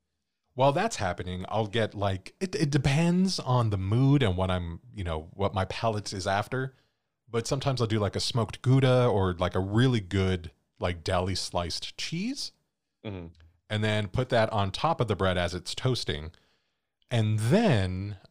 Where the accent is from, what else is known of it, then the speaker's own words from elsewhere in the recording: California, United States; And growing up, too, where we grew up in California, we didn't really have a lot of buildings with more than like 7 stories.